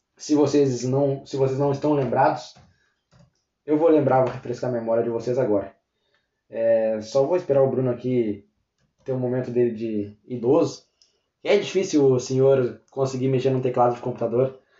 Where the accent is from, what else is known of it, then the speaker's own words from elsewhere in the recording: Pelotas, Rio Grande do Sul, Brazil; a gente é de Pelotas, interior, né, no sul do Rio Grande do Sul